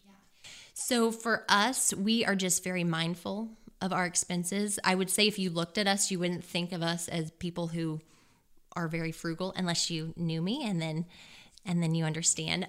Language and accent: English; Versailles, Missouri, United States; now in Columbia, Missouri, United States; I'm originally from Versailles, Missouri, which is down near the Lake of the Ozarks.